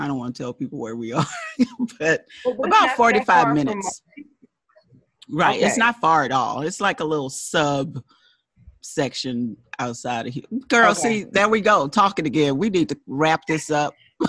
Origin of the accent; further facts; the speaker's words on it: Houston, Texas, United States; moved away; I grew up in Houston. I'm from Houston, Texas. I forgot to shout out H-Town, Fifth Ward. so, yes, I am a Texan.